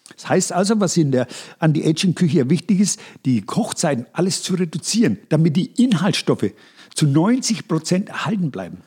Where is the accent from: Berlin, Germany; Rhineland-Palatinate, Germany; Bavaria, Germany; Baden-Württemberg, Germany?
Bavaria, Germany; Upper Franconia; accent: Upper Franconian; Unsere Dialekte unterscheiden sich nur gering. Du bist Mittelfranke, ich bin Oberfranke.